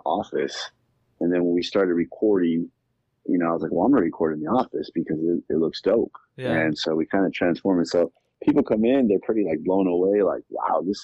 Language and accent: English; Los Angeles, California, United States; also born or lived in Inland Empire, California; I'm from California. I grew up in Southeast LA.